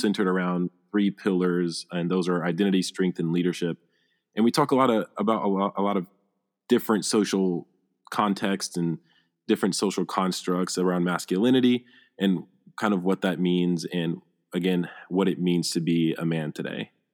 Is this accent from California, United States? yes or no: no; Phenix City, Alabama, United States; I'm from Phoenix City, Alabama